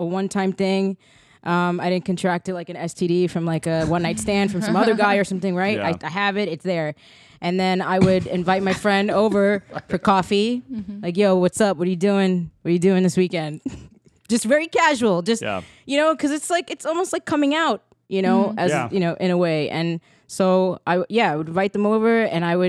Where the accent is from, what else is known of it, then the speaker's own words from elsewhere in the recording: New York City, New York, United States; I'm from the Bronx